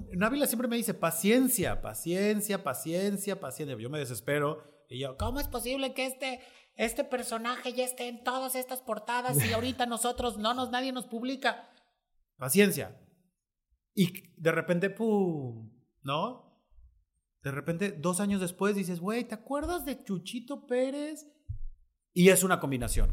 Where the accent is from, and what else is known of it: Mexico